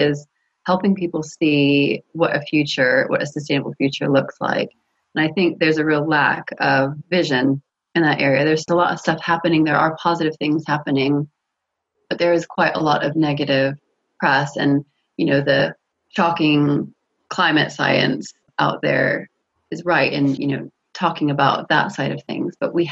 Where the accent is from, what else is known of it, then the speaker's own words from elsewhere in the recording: California, United States; moved away as an adult; now in United Kingdom; I grew up in California